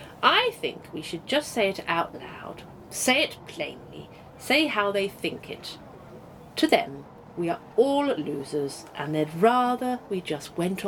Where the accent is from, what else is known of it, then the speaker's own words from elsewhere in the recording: Slough, South East England, United Kingdom; No, I'm from Slough.